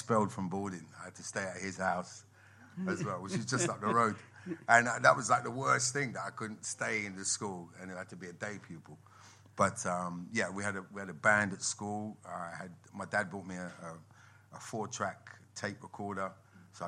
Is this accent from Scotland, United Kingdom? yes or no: no; Canterbury, South East England, United Kingdom; I grew up in Canterbury